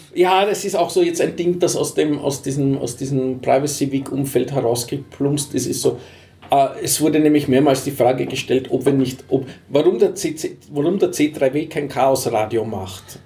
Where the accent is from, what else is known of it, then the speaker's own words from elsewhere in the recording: Vienna, Austria; als Wiener